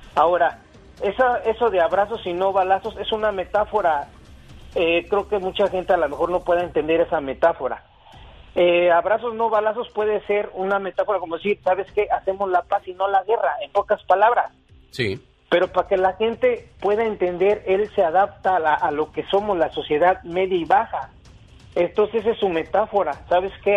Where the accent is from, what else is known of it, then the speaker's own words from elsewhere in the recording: Mexico City, Mexico; los que nacimos en la Ciudad de México, en el DF, no somos chilangos, somos capitalinos